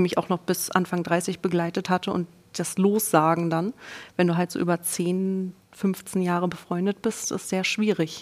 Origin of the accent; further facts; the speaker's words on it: East Germany, Germany; Ich bin Ossi-Kind. Ich bin mit einem Jahr direkt in eine Krippe gekommen